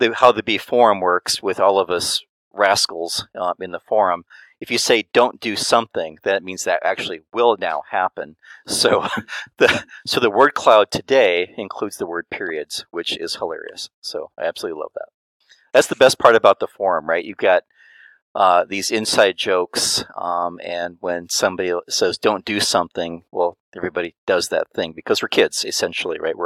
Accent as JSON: {"language": "English", "region": "Midwest", "country": "United States", "tie": "born or raised there", "said": "being born and raised in the Midwest, they'll give you a crazy accent"}